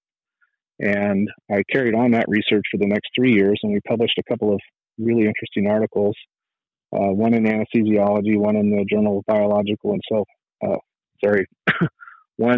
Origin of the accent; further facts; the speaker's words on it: Fresno, California, United States; moved away as an adult; also born or lived in Tucson; I was born and raised in Fresno, California